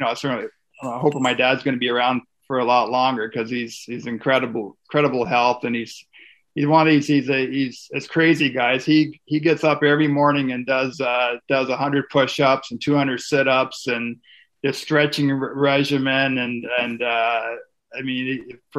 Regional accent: Prescott, Ontario, Canada; when I was growing up in Prescott

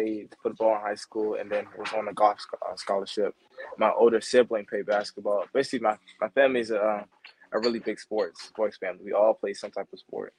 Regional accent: Maryland, United States; also born or lived in New Jersey / Washington, D.C.; I was born in New Jersey, then moved to the Washington, D.C. area when I was about 3. I grew up mostly in Maryland

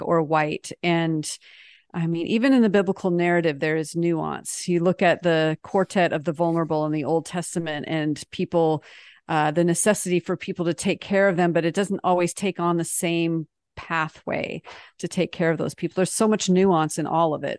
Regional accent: United States; also born or lived in France; as an American

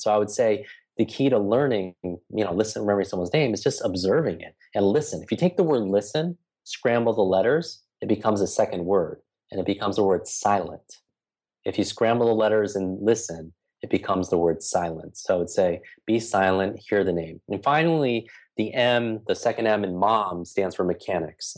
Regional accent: New York, United States; I'm from New York

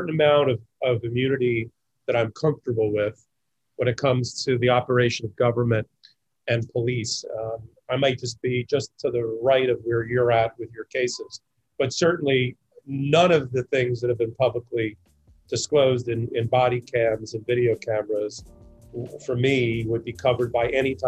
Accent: New York, United States; my home state of New York

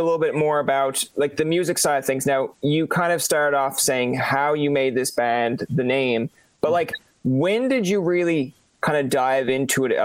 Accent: Newfoundland and Labrador, Canada; as a kid growing up in Canada

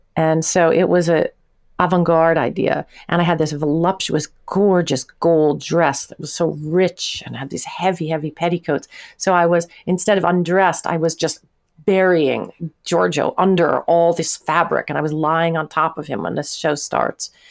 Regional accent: Long Island, New York, United States; also born or lived in Manhasset / Manhattan; now in New York, United States; I'm a girl from Long Island

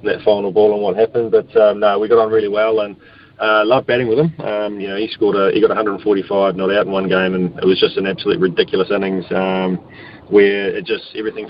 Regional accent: Australia; being an Aussie

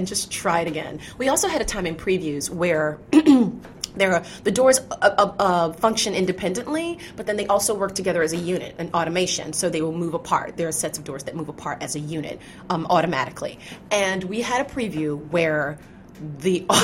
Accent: Chattanooga, Tennessee, United States; also born or lived in Georgia; I was born in Georgia and raised in Tennessee

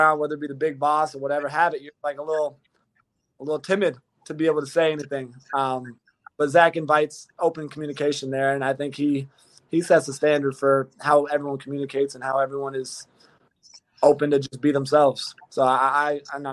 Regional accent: California, United States; now in Cincinnati, United States; I have the long hair, I'm from Cali, and I don't know how to surf.

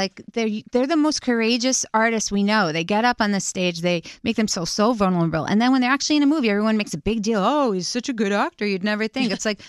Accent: Syosset, New York, United States; I'm Syosset. Exit 45.

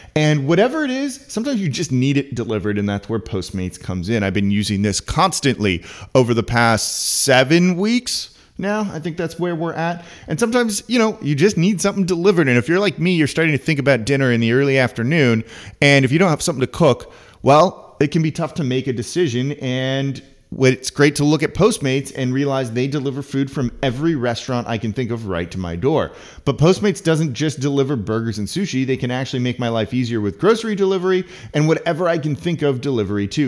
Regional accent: Los Angeles, California, United States; now in New Orleans, United States; I'm from Los Angeles.

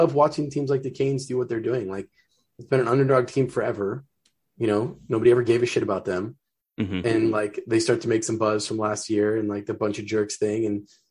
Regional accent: Southern California, United States; now in Seattle, United States; I'm from Southern California originally

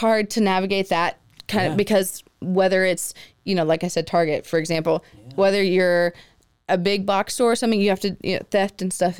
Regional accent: McKinney, Texas, United States; moved away as an adult; also born or lived in Los Angeles; I was born in McKinney.

